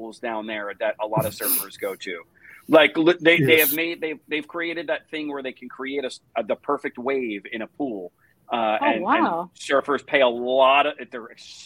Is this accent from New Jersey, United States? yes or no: yes; New Jersey, United States; moved away; I grew up in New Jersey